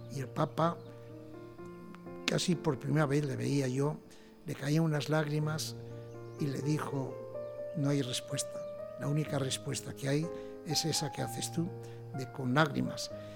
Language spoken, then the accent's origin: Spanish; Asturias, Spain; moved away; mi pueblo, allá en aquellas Asturias